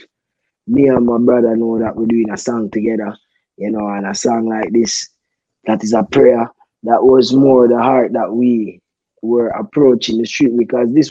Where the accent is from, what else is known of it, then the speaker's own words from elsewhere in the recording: Jamaica; as a Jamaican kid grow up, born and raised in Jamaica, you know, it's a God-fearing country